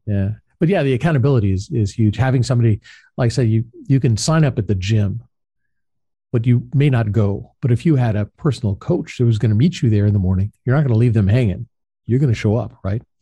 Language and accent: English; Southern California, United States; I grew up in Southern California